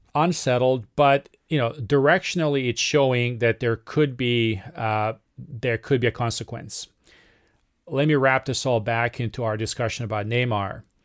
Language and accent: English; Serbia; moved away; from my home country of Serbia